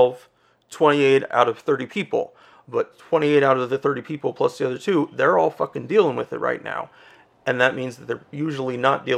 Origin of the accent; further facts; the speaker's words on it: Coeur d'Alene, Idaho, United States; moved away; where I used to live in Idaho, I was born in Coeur d'Alene, Idaho